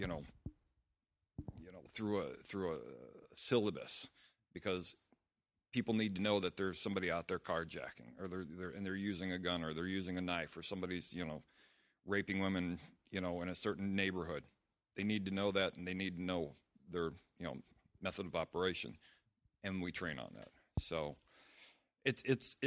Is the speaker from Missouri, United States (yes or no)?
yes; St. Louis, Missouri, United States; I'm from St. Louis, Missouri, and I have the school, Sistema St. Louis